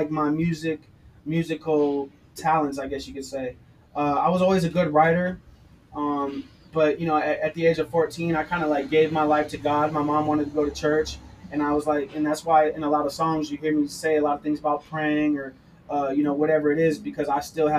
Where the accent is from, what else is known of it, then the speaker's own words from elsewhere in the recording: Torrance, California, United States; I come from Torrance, California, not a little city, but it's a good sized city